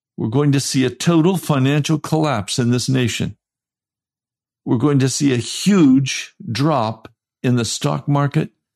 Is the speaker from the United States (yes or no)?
yes; United States; I'm an American